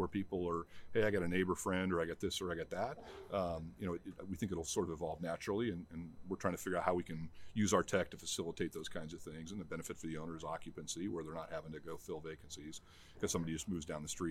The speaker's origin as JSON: {"language": "English", "area": "Orange County", "region": "California", "country": "United States", "tie": "born or raised there", "moved": "yes", "said": "I grew up in Orange County"}